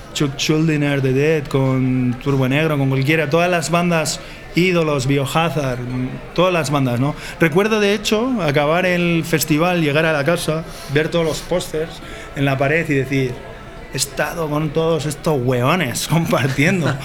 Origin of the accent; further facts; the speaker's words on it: Basque Country, Spain; moved away; como buen vasco